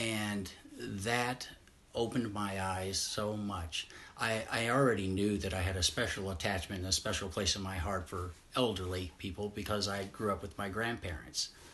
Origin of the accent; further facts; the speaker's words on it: Southeast Missouri, United States; I grew up in Southeast Missouri